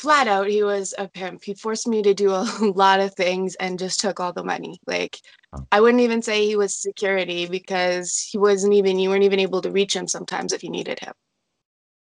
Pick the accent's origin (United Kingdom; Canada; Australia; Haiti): Canada; Toronto, Ontario; So I'm from Ontario, Canada, Toronto area.